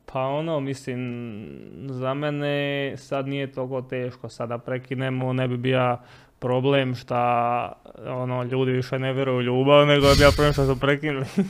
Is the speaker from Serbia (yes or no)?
no; Split, Split-Dalmatia County, Croatia; moved away; also born or lived in Mostar; počeo raditi sezonske poslove kod nas u Splitu